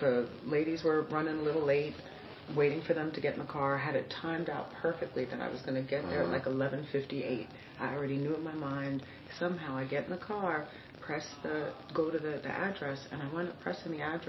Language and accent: English; Miami, Florida, United States; I'm from Miami.